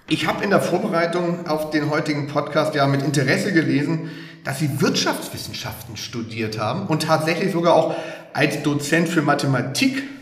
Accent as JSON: {"language": "German", "region": "Hamburg", "country": "Germany", "said": "Das muss ich als Hamburger natürlich an dieser Stelle sagen."}